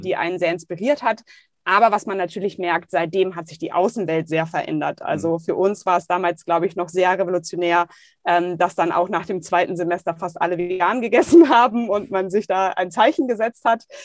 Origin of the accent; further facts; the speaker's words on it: Düsseldorf, North Rhine-Westphalia, Germany; Ich komme gebürtig aus Düsseldorf, habe äh, direkt neben der Museumsinsel gewohnt